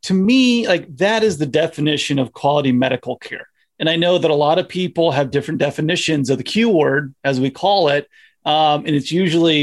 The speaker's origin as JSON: {"language": "English", "town": "Indianapolis", "region": "Indiana", "country": "United States", "tie": "born or raised there", "said": "my hometown of Indianapolis"}